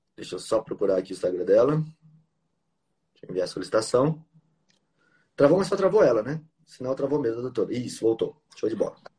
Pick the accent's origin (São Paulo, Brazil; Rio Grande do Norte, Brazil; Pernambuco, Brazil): São Paulo, Brazil; now in Mato Grosso do Sul, Brazil; Eu nasci em São Paulo e vim para cá